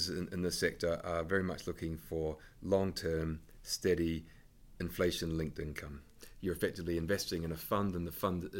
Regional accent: New Zealand; now in United Kingdom; I'm from New Zealand

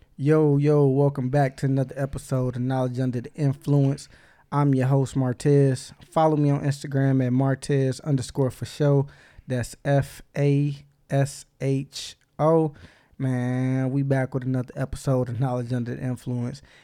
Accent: Inkster, Michigan, United States; I grew up in Inkster

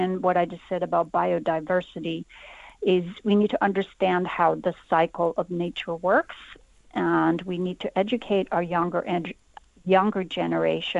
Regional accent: Canada; I'm actually in Somerset right now, but I'm a Canadian.

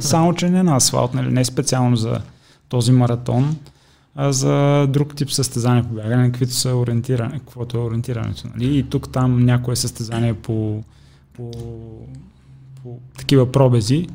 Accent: Sliven, Sliven Province, Bulgaria; moved away as an adult; now in Sofia, Bulgaria; Аз съм от, от Сливен

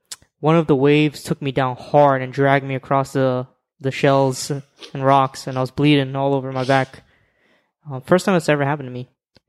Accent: Florida, United States; moved away as an adult; now in New York, United States; In Florida, I'm from Florida. And I've never wore or represented Florida in my clothing. But when moving to New York, I'm like, it's the opposite over here.

